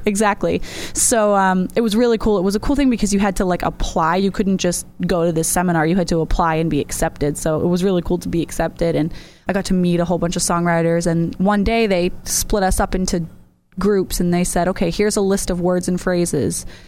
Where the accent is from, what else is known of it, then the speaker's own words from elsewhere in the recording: Massachusetts, United States; now in York, Maine, United States; I live in York, Maine. I'm actually originally from Massachusetts